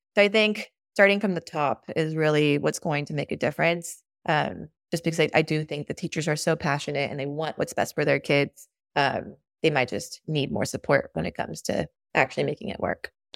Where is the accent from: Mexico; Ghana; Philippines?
Mexico; now in Austin, United States; I grew up in Mexico, which is probably, like, ten years behind us